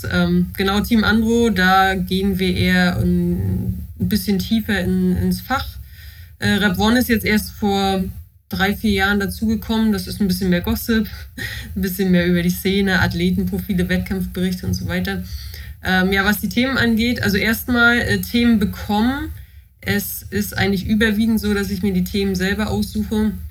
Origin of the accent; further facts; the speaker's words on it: Mecklenburg-Vorpommern, Germany; Ich wohne nach langen Irrungen und Wirrungen ähm, wieder in meiner Heimat in Mecklenburg-Vorpommern, in einer Kleinstadt bei Rostock.